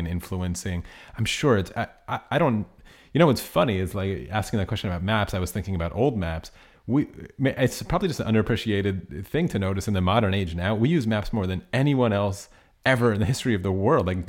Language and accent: English; United States; I'm from the United States.